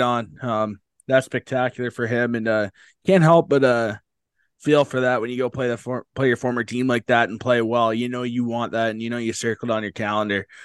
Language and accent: English; Canada; being Canadian.